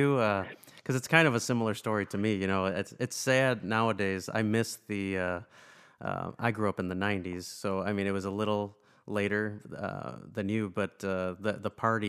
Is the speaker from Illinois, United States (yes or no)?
yes; Rockford, Illinois, United States; know that I'm from Rockford, but if you've never seen this, so both Lou and I are from Rockford. I'm still living in Rockford, Illinois